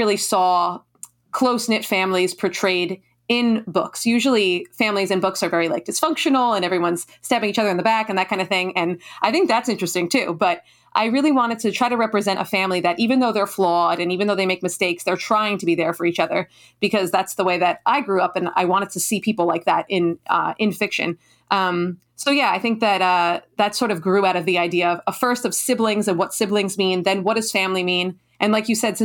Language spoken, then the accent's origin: English; New Jersey, United States; also born or lived in Italy; I grew up in New Jersey. I still live in New Jersey.